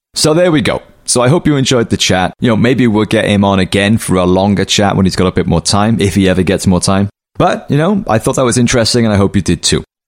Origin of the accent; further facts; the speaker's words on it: Cardiff, Wales, United Kingdom; that's my hometown